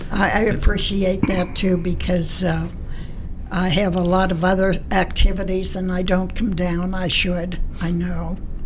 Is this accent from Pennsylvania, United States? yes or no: yes; Rochester, Pennsylvania, United States; I'm from Beaver County.